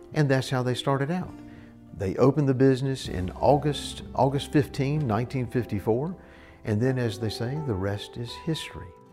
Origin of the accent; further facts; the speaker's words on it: Mississippi, United States; There is something about our native soil that brings us back